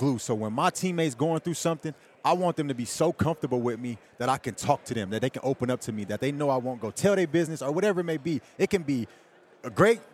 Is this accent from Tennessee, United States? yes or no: no; San Francisco, California, United States; growing up in San Francisco, going in San Francisco